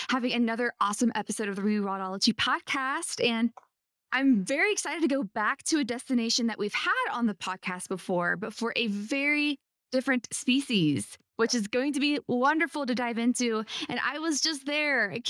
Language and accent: English; Ohio, United States; we are both Ohioans, just opposite sides of Ohio, but we're both from Ohio.